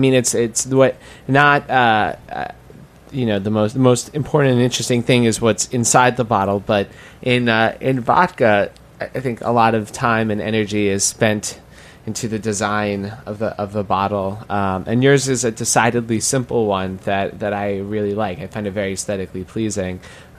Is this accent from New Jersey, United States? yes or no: no; New York, United States; It's something that you want to do as a New Yorker, as a restaurateur